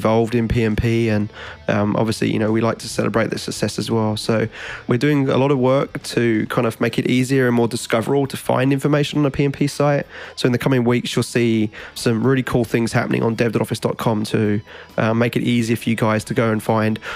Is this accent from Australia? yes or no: yes; Australia; now in United States